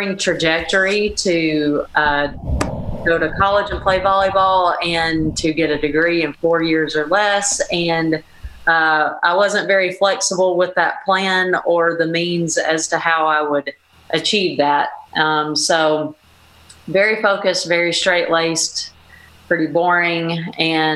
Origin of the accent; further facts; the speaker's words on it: Fort Payne, Alabama, United States; I'm from Fort Payne, Alabama, really small town in Northeast Alabama